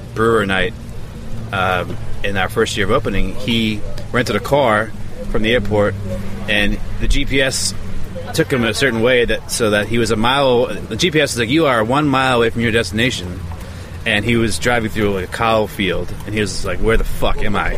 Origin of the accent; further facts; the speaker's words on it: Everett, Massachusetts, United States; also born or lived in Medford, Massachusetts / Malden, Massachusetts / Revere, Massachusetts / Ipswich, Massachusetts; I grew up in uh, Everett and uh, Medford